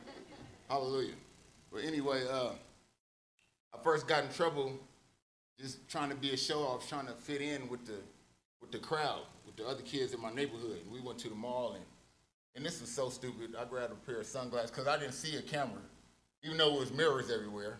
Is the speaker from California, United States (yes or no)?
yes; Oakland, California, United States; I was born and raised in Oakland, California